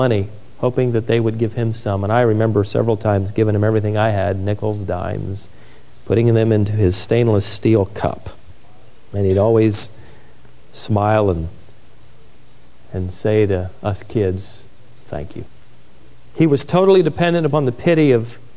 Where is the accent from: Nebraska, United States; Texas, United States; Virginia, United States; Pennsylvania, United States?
Virginia, United States; Norfolk; Growing up around the Serviceman Center in downtown Norfolk, us missionary kids